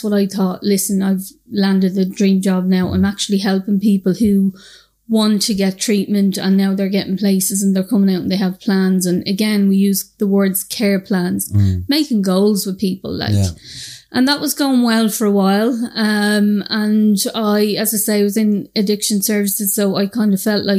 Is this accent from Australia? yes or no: no; Dublin, Leinster, Ireland; I'm from the north inner city in Dublin. I'm from Shamrock Dermot Street. And I suppose I grew up with lots of drug use around me